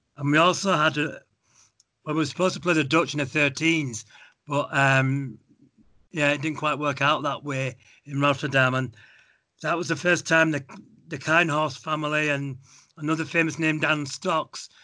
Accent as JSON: {"language": "English", "region": "England", "country": "United Kingdom", "tie": "born or raised there", "also_born_or_lived": "Halifax / Munich, Germany", "moved": "as an adult", "lives_now": "Germany", "said": "I was born in England."}